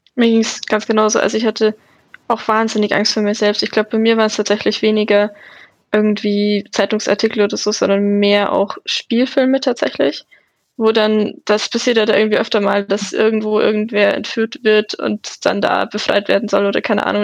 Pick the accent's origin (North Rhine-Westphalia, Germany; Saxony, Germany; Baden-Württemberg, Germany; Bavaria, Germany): Bavaria, Germany; Munich; ich komme aus München